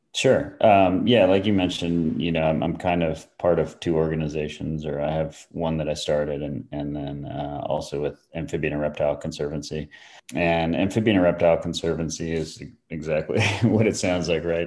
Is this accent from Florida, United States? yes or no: yes; Florida, United States; moved away as an adult; also born or lived in New Mexico; now in Asheville, United States; when I was a kid, moved to Florida and, and spent a lot of time there